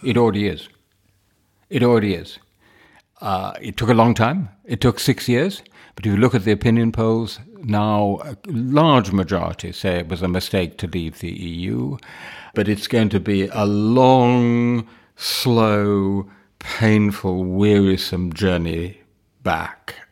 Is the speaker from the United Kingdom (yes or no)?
yes; London, United Kingdom; My family is entirely British. I was born in Wimbledon.